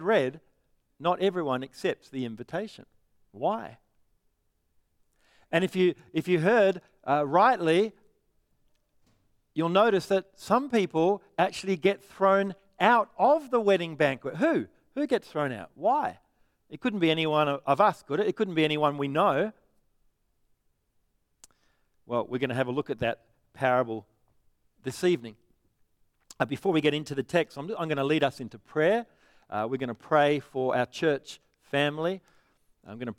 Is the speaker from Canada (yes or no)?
no; Perth, Western Australia, Australia; I'm from Perth